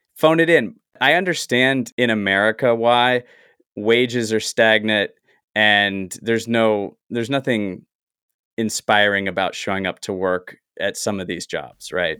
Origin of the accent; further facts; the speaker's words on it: the South, United States; now in Los Angeles, United States; I grew up in the South